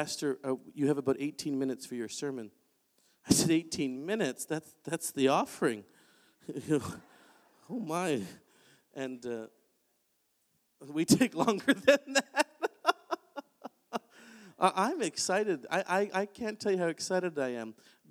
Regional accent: Oshawa, Ontario, Canada; I grew up in Oshawa, Ontario.

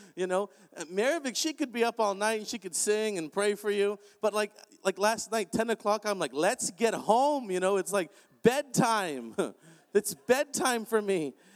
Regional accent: Canada; I'm Canadian

